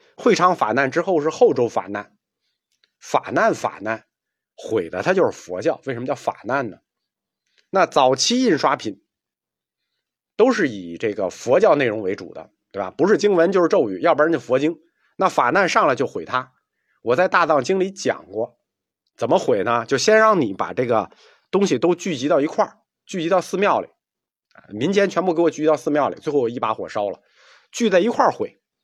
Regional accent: China; 这是我们中国人带给世界文明一个无法估量和描述的贡献

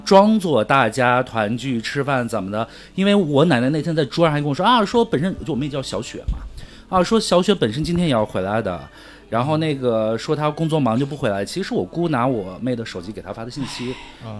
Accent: Tibetan areas, China; 我从小不是在藏区长大

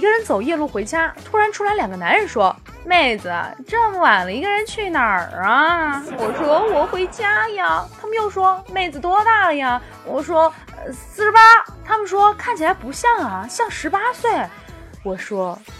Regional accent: Sichuan, China; 像我们四川人啊

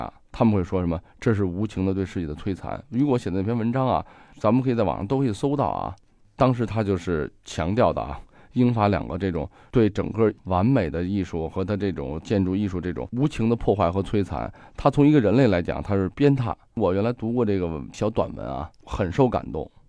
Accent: China; 当然说了，咱们作为中国人啊，我宁可战死，不会被屈辱。

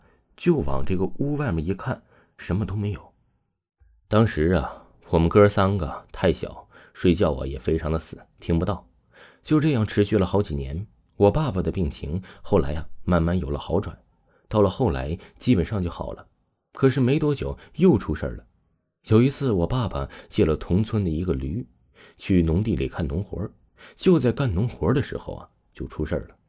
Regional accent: Shandong–Henan border, China; 我老家呀是山东和河南交界的一个农村，我家里呀哥儿我们三个，我排行老二。

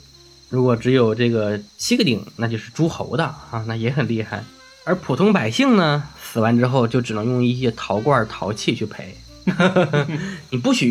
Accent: China; 就是我们刚建国的时候，我们中国人平均寿命是三十六岁。

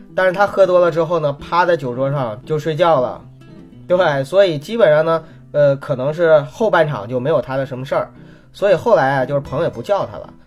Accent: Northeast China, China; 我也东北人嘛

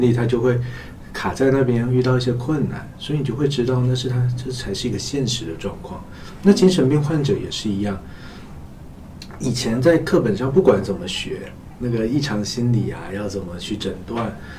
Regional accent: China; 我们中国人

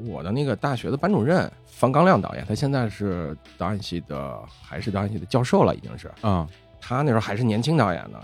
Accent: Beijing, China; accent: Beijing dialect; 北京话讲就是张罗事儿的

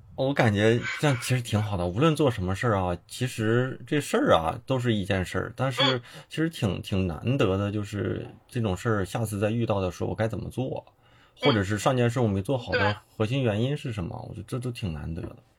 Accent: Liaoning, China; 我是辽宁人，辽宁人

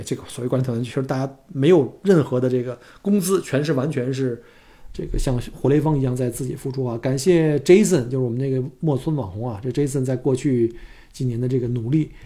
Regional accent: China; moved away as an adult; now in Melbourne, Australia; 我们是中国人

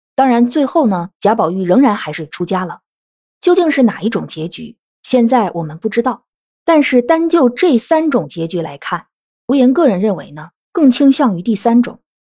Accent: China; 我们中国人

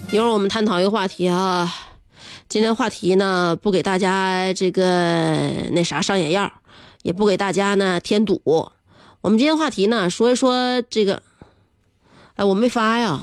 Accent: Northeast China, China; 我们东北人

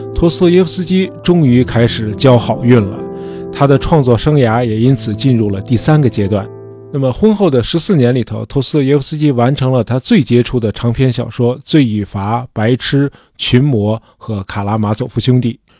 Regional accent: China; 我们中国人因为宗教观念很淡薄

